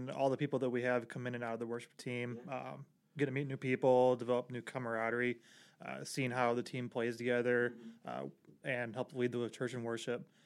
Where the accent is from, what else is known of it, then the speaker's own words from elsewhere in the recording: Portage, Indiana, United States; we were doing split off from our like the bigger church and planted a church uh, in my hometown in Portage.